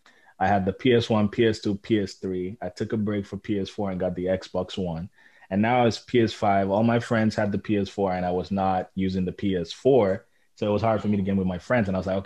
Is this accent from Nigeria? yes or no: yes; Nigeria; now in Toronto, Canada; growing up in Nigeria